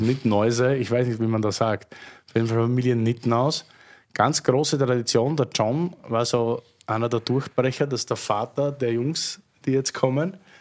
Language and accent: German; Austria; meine Heimat. Also Heimat, wenn ich jetzt ganz Österreich sehe